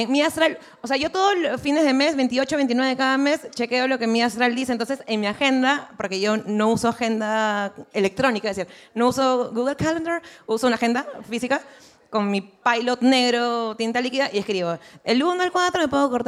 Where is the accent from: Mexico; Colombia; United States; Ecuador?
United States; Spanish is a second language; no, yo soy gringo